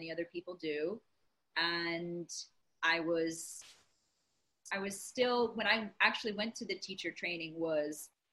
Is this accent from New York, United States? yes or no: no; Rhode Island, United States; moved away as an adult; also born or lived in Baltimore; now in New Jersey, United States; I grew up in Rhode Island and where Marianne is